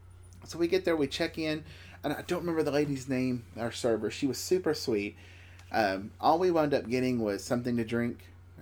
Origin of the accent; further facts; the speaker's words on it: Tennessee, United States; we're from Tennessee